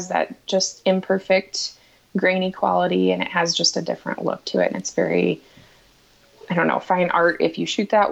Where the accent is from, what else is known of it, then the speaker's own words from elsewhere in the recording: Kearney, Nebraska, United States; now in Wahoo, United States; I'm from Kearney, Nebraska originally.